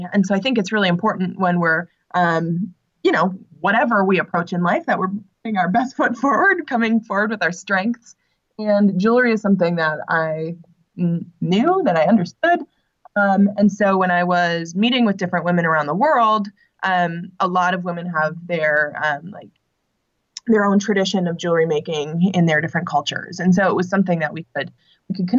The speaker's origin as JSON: {"language": "English", "region": "Minnesota", "country": "United States", "said": "I'm from Minnesota and I'm 29 years old"}